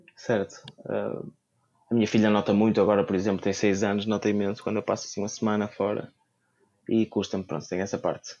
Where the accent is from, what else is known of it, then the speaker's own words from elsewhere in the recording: Braga, Norte, Portugal; Eu sou de Braga